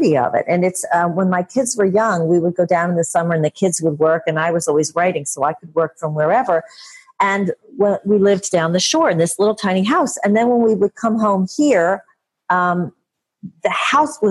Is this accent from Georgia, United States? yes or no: no; Philadelphia, Pennsylvania, United States; I'm from Philadelphia and still in Philadelphia